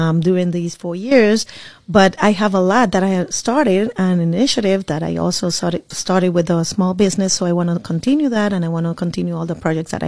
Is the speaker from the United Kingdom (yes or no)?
no; Puerto Rico; born or raised there; moved away as an adult; now in Orlando, United States